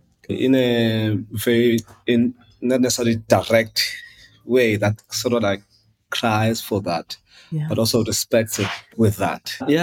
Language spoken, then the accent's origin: English; Eastern Cape, South Africa; I was born in Cape Town, mid-80s. Quickly after that, my mother moved back to the Eastern Cape.